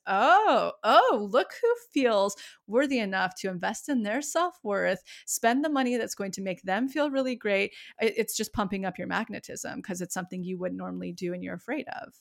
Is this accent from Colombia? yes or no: no; Yosemite, California, United States; now in Los Angeles, United States; I grew up right outside of Yosemite